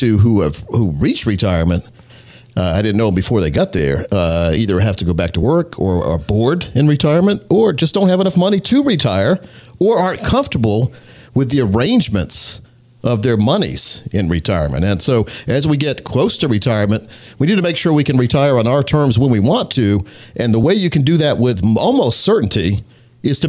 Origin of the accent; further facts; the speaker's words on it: Scotland County, North Carolina, United States; I grew up in Scotland County, North Carolina, which is right on the border of North and South Carolina